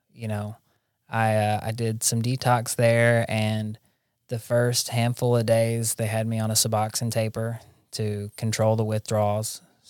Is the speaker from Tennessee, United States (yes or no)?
yes; Jackson, Tennessee, United States; But I think it's good that I wasn't in my hometown. Like, there's good treatment centers in Jackson, Tennessee, and I have several friends who have gotten sober there.